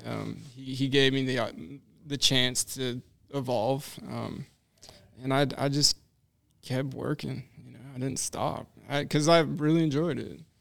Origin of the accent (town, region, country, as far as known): Knoxville, Tennessee, United States; moved away